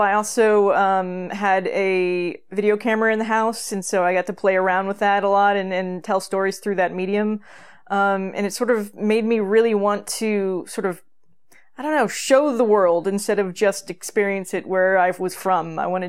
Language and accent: English; California, United States; Yeah, I grew up in Northern California in a relatively small town in which most of the women became teachers and most of the men became firemen or police officers